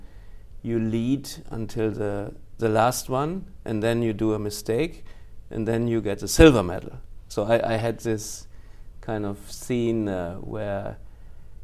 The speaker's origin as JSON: {"language": "English", "town": "Cologne", "region": "North Rhine-Westphalia", "country": "Germany", "tie": "born or raised there", "second_language": "English", "moved": "as an adult", "lives_now": "Japan", "said": "I was born in Cologne, the first 7 years in Cologne"}